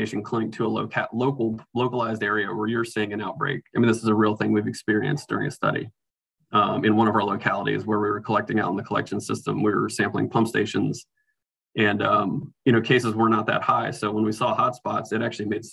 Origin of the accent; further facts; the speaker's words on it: Norfolk, Virginia, United States; I grew up in Norfolk, Virginia